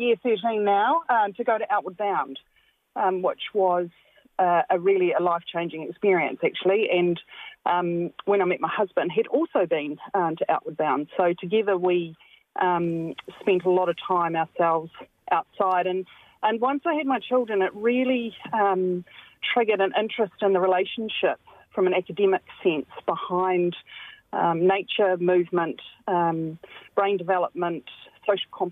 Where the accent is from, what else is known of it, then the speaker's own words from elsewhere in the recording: central Hawke's Bay, New Zealand; I grew up in very rural New Zealand, in central Hawke's Bay. So I'm a Hawke's Bay born and bred local